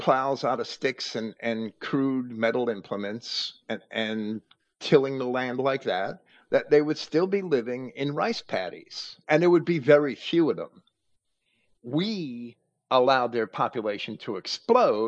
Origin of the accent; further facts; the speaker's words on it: New Jersey, United States; I grew up in New Jersey